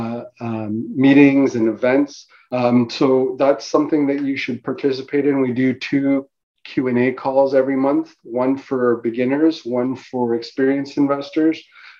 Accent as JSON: {"language": "English", "town": "North York", "region": "Ontario", "country": "Canada", "said": "because I was from North, I started in North York, we moved, you know, east, and then we moved out to the Durham region, right?"}